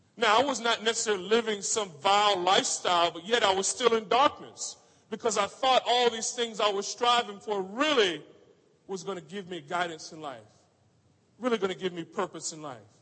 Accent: Orlando, Florida, United States; moved away; I grew up in Orlando, Florida

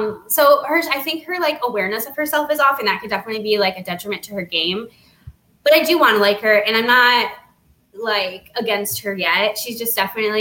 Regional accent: Naperville, Illinois, United States; she's from my hometown. We're both from Naperville.

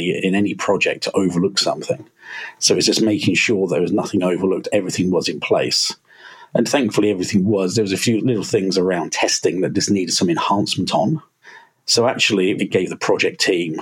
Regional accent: Berkshire, South East England, United Kingdom; now in Manchester, United Kingdom; I'm originally from Berkshire. I live in Manchester now and work for

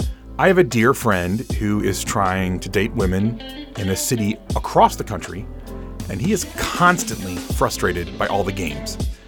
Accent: Chicago, Illinois, United States; now in Atlanta, United States; Oh, my hometown. Love it.

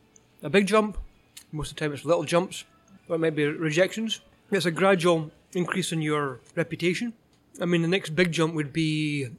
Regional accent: Edinburgh, Scotland, United Kingdom; now in Canada; I grew up in Edinburgh and in Scotland

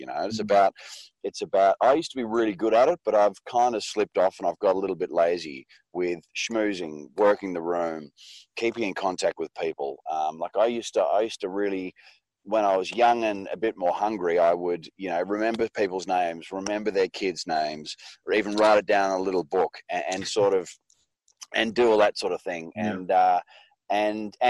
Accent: Western District of Victoria, Australia; up on a sheep and crop farm in the Western District of Victoria, about 3,000 acres

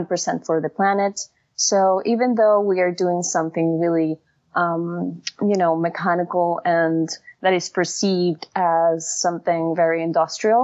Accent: Caracas, Capital District, Venezuela; moved away; I grew up in Caracas, Venezuela.

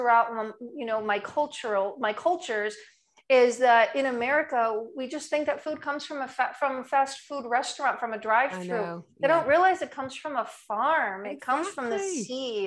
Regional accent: New Jersey, United States; now in Annapolis, United States; I'm originally from New Jersey

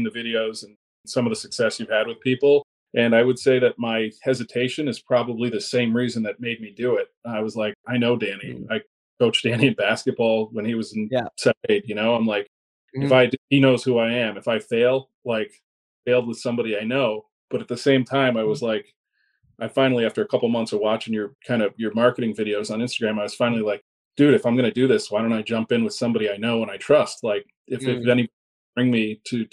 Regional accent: Connecticut, United States; born and raised in Connecticut

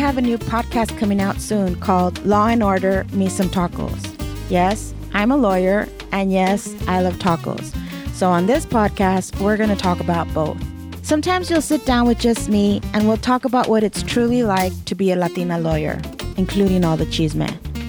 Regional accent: Los Angeles, California, United States; I grew up in East LA, and I love my neighborhood and my community.

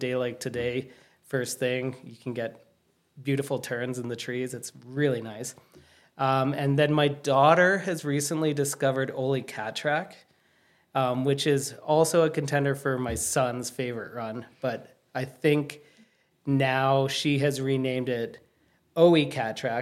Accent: Calgary, Alberta, Canada; now in Banff, Canada; growing up in Calgary, it was the same

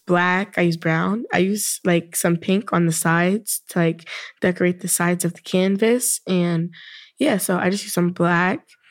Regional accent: New York City, New York, United States; I am also from Brooklyn

